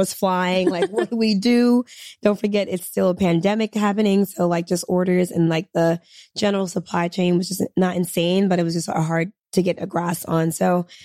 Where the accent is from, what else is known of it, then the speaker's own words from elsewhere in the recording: Senegal; I'm from Senegal too